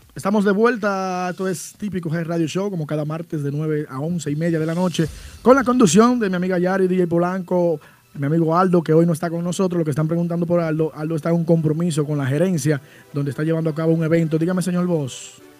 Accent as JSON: {"language": "Spanish", "town": "Santiago de los Caballeros", "region": "Santiago", "country": "Dominican Republic", "said": "soy de Santiago, pero ya, imagínate, mi esposa de allá"}